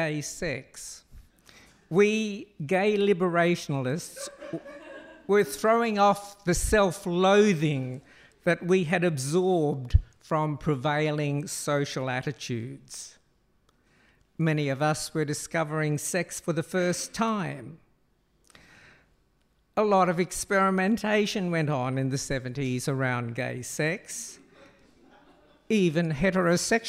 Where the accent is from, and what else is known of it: Cairns, Queensland, Australia; born or raised there; moved away as an adult; also born or lived in Brisbane; now in Sydney, Australia